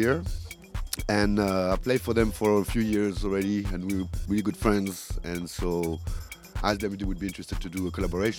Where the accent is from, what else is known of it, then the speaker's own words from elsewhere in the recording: Paris, Île-de-France, France; moved away as an adult; now in London, United Kingdom; Originally, I'm from Paris, but I've lived 10 years in London.